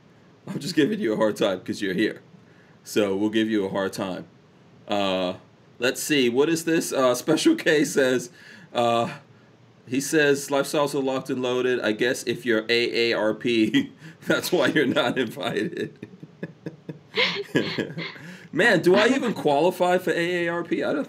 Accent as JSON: {"language": "English", "country": "India", "said": "I'm pretty sure I was excluded from that because I'm, you know, I'm Indian."}